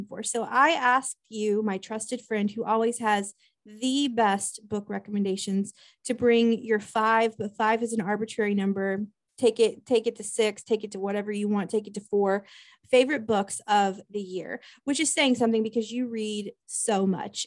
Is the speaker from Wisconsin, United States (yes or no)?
no; Topeka, Kansas, United States; moved away as an adult; now in Alabama, United States; I am born and raised in Kansas